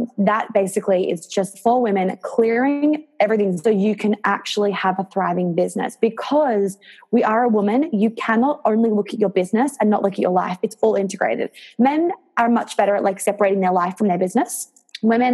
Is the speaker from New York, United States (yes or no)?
yes; New York, United States; now in Australia; I grew up in New York